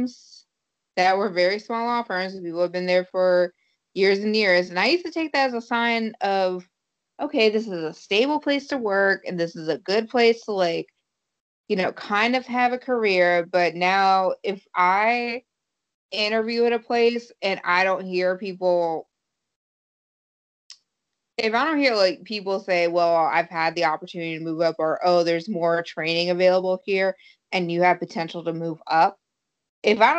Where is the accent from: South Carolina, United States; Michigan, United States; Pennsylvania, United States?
South Carolina, United States; moved away as an adult; now in Boston, United States; I'm from South